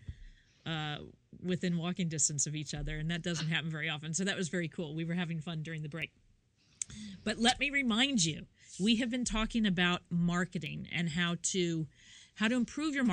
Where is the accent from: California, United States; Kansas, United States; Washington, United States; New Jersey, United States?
Kansas, United States; moved away; I am from Kansas originally.